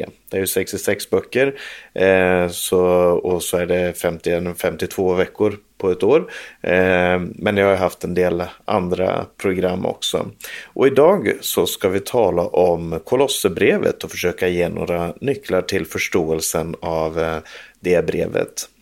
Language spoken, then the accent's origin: Swedish; Sweden; now in Norway; Jag som, som svensk, som nu bor i Norge